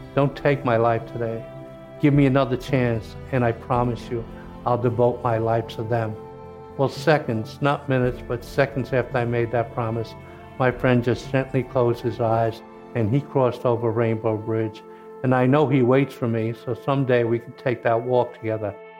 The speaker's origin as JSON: {"language": "English", "region": "Kentucky", "country": "United States", "tie": "born or raised there", "also_born_or_lived": "New York", "moved": "as an adult", "said": "I was born in Kentucky, grew up working on a farm"}